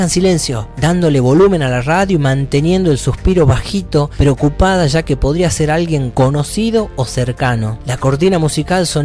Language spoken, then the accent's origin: Spanish; Aguaray, Salta, Argentina; no solo en mi acento que me rehuso a perder y que intento seguir imitando hasta el día de mi muerte, por más que sea forzado arrastrando las R, con una locución entendible para quienes nos criamos en Aguaray